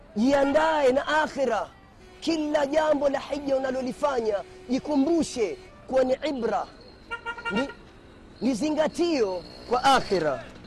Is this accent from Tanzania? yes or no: no; Kenya; mimi ni Mkenya